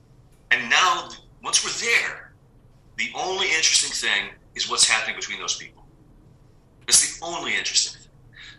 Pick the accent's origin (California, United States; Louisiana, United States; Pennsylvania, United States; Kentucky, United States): California, United States; San Diego; Yeah, I grew up in San Diego.